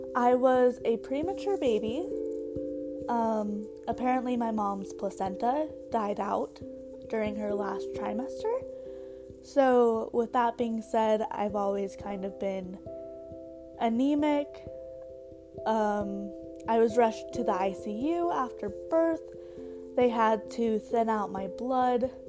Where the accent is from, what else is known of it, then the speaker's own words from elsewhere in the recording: Bountiful, Utah, United States; also born or lived in Orem, Utah; now in Provo, United States; grew up in Bountiful, Utah, in the Salt Lake area